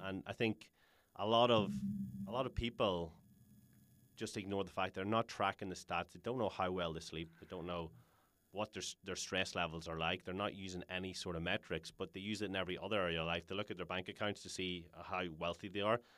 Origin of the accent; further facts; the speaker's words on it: Ireland; we're Irish